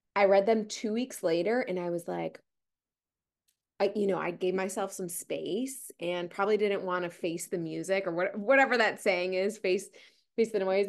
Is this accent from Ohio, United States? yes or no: yes; Ohio, United States; moved away; I'm originally from Ohio